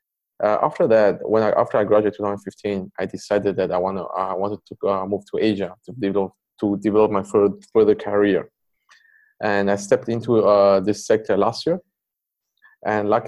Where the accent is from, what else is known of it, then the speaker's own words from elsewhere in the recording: Poland; also born or lived in Taiwan / Canada; I grew up in Poland